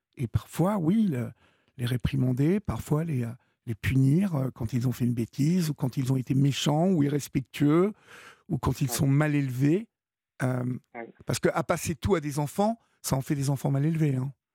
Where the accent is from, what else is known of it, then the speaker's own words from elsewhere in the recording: France; chez nous en France